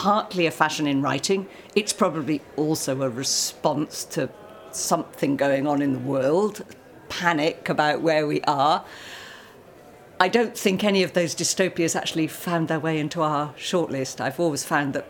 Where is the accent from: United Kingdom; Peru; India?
United Kingdom; us Brits